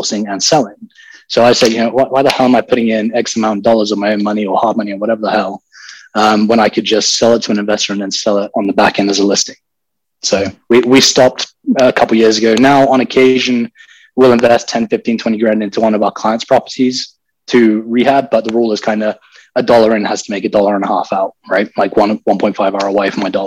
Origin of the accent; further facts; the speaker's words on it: London, United Kingdom; moved away as an adult; also born or lived in Texas; now in United States; I'm from London. I was born and raised in England, spent 18 years there